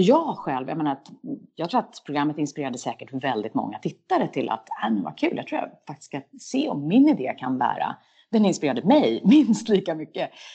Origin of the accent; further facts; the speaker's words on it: Sweden; moved away as an adult; also born or lived in United States; är man som svensk lite ovan vid